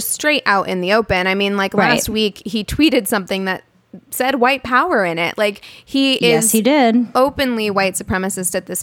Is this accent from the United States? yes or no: yes; Springfield, Missouri, United States; I'm from Springfield. Branson is about a 30-minute drive away